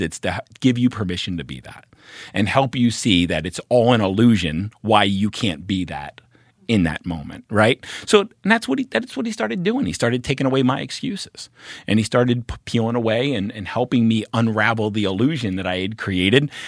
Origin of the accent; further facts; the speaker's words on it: Baltimore, Maryland, United States; moved away as an adult; also born or lived in Oregon; I'm from Baltimore